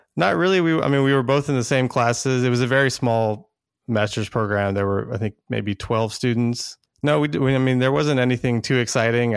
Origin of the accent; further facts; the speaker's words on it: Texas, United States; also born or lived in Dallas, Texas; I live in Dallas, Texas. I'm originally from Texas. Spent my whole life here